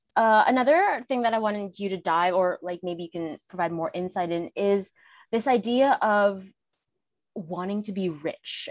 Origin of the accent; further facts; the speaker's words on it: Canada; I'm Canadian